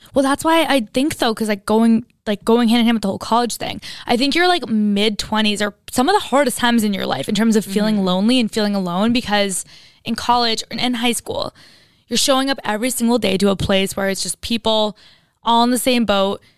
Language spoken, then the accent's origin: English; Istanbul, Turkey; moved away; I grew up in Istanbul in Turkey and I went to an international school